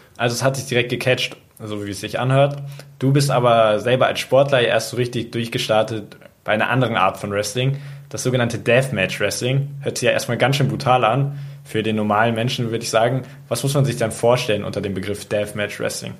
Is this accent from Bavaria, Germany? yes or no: yes; Munich, Bavaria, Germany; Ich selber habe ja in München ich lebe auch in München, auch als Jugendlicher